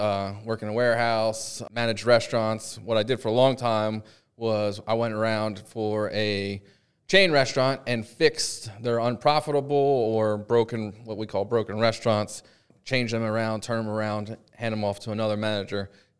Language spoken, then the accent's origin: English; Pennsylvania, United States; Well, I'm from Pennsylvania